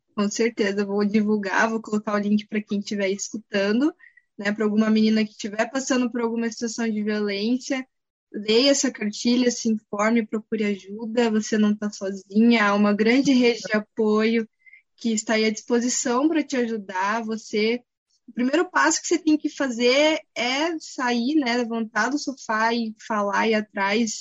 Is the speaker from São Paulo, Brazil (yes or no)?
no; Curitiba, Paraná, Brazil; sou de Curitiba